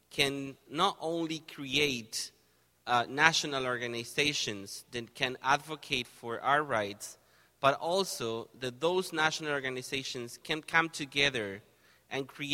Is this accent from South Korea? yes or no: no; Argentina; moved away as an adult; now in Canada; I'm originally from Argentina.